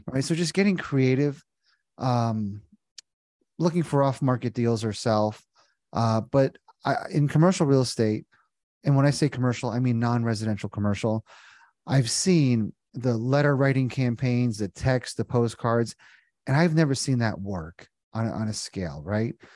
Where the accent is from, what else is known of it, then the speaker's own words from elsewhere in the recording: New Jersey, United States; moved away as an adult; also born or lived in Indiana; now in Cincinnati, United States; born and raised in Jersey